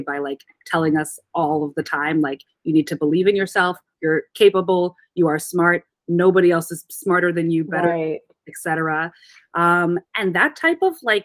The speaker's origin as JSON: {"language": "English", "region": "Midwest", "country": "United States", "tie": "born or raised there", "moved": "yes", "lives_now": "New York, United States", "said": "I'm a Midwestern girl. I was born in the corn."}